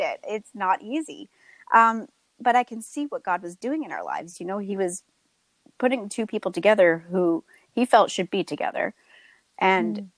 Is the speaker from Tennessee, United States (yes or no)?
no; Tewksbury, New Jersey, United States; I'm currently living in my hometown of Tewksbury